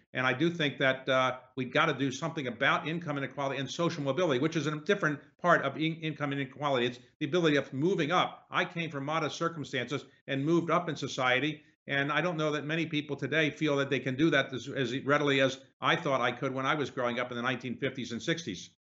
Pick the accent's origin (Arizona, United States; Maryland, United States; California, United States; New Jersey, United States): Maryland, United States; Baltimore; where I grew up in Baltimore